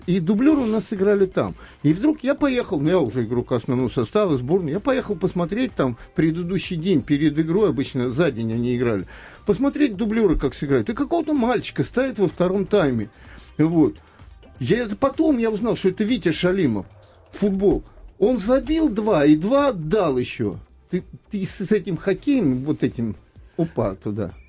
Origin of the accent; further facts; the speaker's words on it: Moscow Oblast, Russia; moved away as an adult; now in Moscow, Russia; я застал мальчишка из Подмосковья, приезжал в те же Сокольники